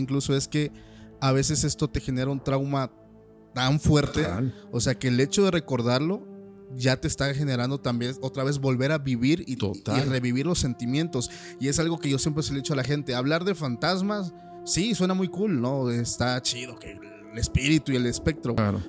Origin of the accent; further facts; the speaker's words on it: Oaxaca, Mexico; de donde soy, que es más al sur, que es Oaxaca